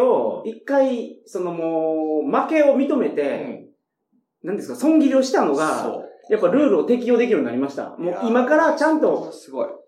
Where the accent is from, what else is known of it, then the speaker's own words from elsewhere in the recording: Kochi, Japan; 僕の地元